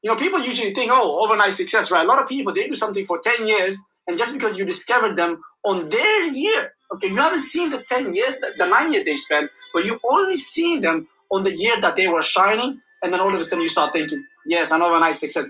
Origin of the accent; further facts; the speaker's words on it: Somalia; I'm from Somalia.